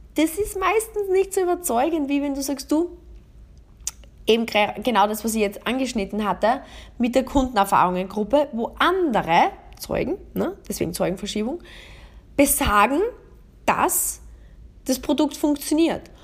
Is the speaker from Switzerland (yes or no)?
no; Austria; bei uns in Österreich